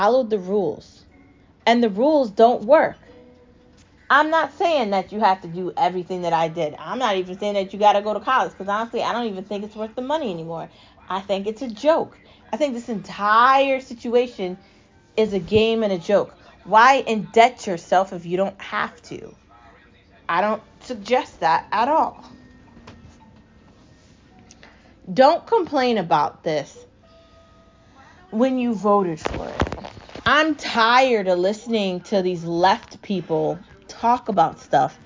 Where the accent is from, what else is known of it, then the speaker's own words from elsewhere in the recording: United States; I'm also an American